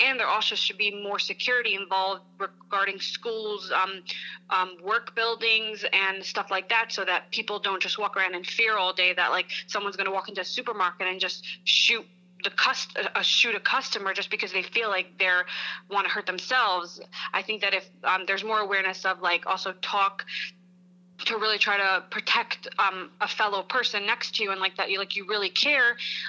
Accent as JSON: {"language": "English", "town": "Lakewood", "country": "United States", "said": "I'm from Lakewood and I'm doing great, thank God."}